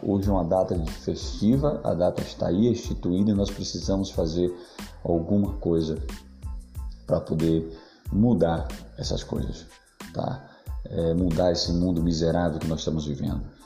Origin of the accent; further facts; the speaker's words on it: Bahia, Brazil; Eu sou da Bahia